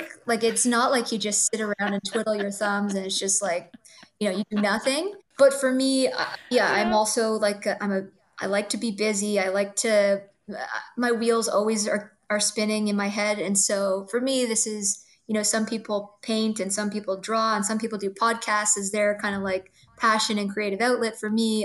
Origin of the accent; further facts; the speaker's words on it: Toronto, Ontario, Canada; I'm a Toronto born girl, uh, so born and raised in Toronto.